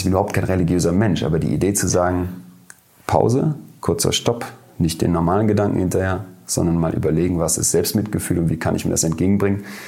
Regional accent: Germany; wir als Deutsche

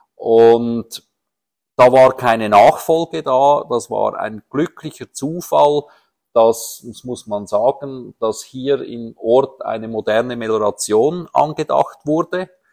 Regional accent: Horgen, Zurich, Switzerland; Ich bin in Horgen aufgewachsen

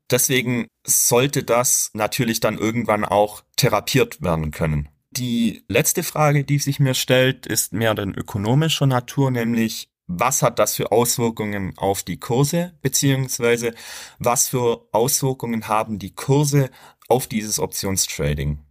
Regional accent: Germany; bei uns in Deutschland

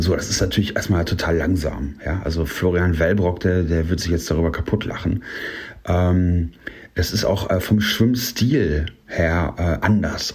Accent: Paderborn, North Rhine-Westphalia, Germany; also born or lived in Ruhr area; Auch hier komme ich eigentlich aus dem Ruhrgebiet, aber bin hier aufgewachsen.

